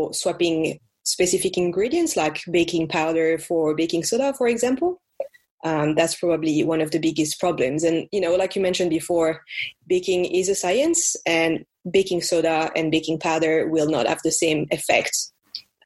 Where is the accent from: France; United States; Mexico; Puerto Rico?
France; accent: French; as you can tell by my accent